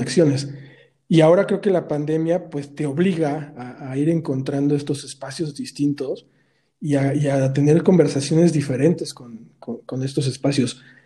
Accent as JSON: {"language": "Spanish", "region": "Mexico City", "country": "Mexico", "said": "nosotros como chilangos"}